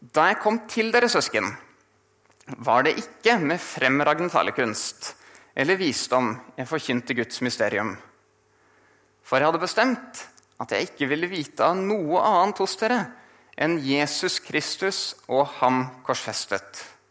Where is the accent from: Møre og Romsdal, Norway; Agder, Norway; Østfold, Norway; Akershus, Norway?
Akershus, Norway; Asker; moved away as an adult; now in Bergen, Norway; kommer fra Asker utenfor Oslo